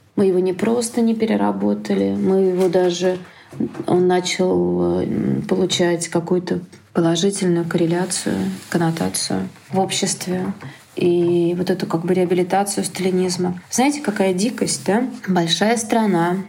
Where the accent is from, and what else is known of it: Russia